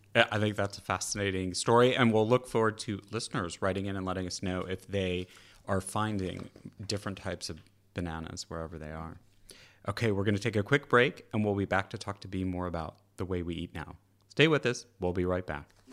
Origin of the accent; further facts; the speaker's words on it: California, United States; as a Californian